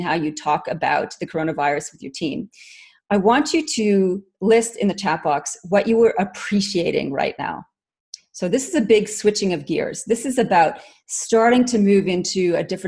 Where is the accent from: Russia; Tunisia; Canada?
Canada; moved away as an adult; also born or lived in Northwest Ontario; now in Australia; I am actually Canadian by origin, but have been in Australia since forever, 96